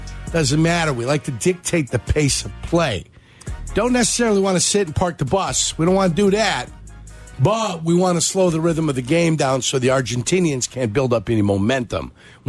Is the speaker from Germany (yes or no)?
yes; Germany; born there; I was born in Germany, Carm.